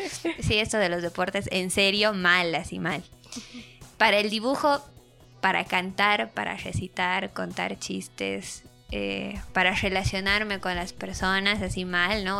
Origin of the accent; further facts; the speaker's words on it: Bolivia; yo sí estoy bien orgullosa de ser, no sé si bien orgullosa de ser boliviana